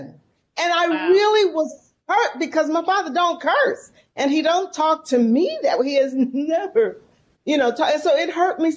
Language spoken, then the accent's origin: English; San Francisco, California, United States; moved away as an adult; now in Mississippi, United States; I'm from San Francisco, born and raised in San Francisco, California